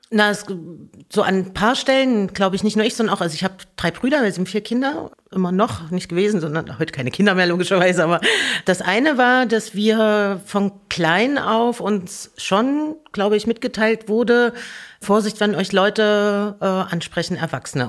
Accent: Merseburg, Saxony-Anhalt, Germany; moved away; also born or lived in Erfurt; geboren in Erfurt und dann, ich glaube, 82, also 78 geboren und ich glaube, 82 oder 84, irgend sowas sind wir nach Merseburg gezogen

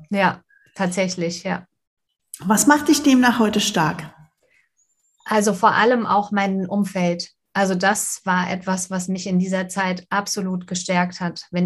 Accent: Winsen an der Luhe, Lower Saxony, Germany; Ich komme aus Winsen an der Luhe oben bei Hamburg

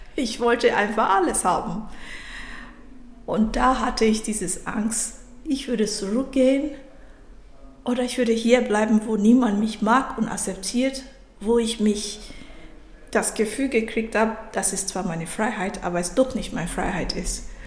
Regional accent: Nigeria; German is a second language; moved away as an adult; now in Germany; ich bin nicht aus Deutschland, ich bin ursprünglich aus Nigeria

